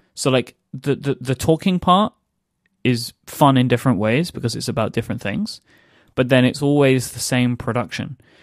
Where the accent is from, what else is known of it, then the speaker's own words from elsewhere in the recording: United Kingdom; I am a British person